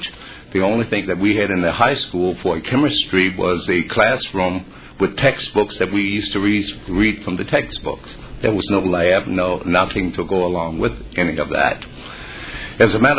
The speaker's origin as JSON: {"language": "English", "region": "Virginia", "country": "United States", "tie": "born or raised there", "said": "Growing up in Virginia during that particular time was very difficult"}